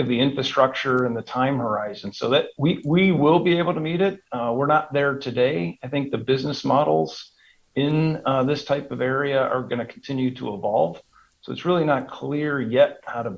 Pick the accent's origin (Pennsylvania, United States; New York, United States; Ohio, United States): Ohio, United States; Cleveland; moved away as an adult; also born or lived in Chicago; now in Dallas-Fort Worth, United States; I'm a Cleveland, Ohio guy. I'm a native from Cleveland, just recently moved here